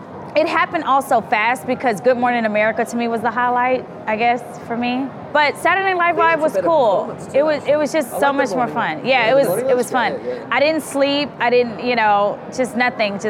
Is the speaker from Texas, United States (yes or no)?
yes; Houston, Texas, United States; my hometown